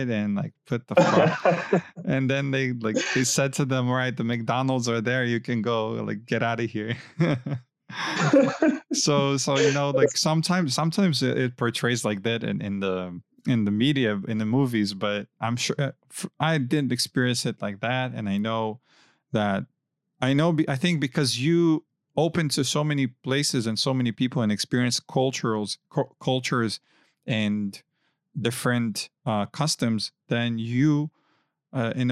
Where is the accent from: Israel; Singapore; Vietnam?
Israel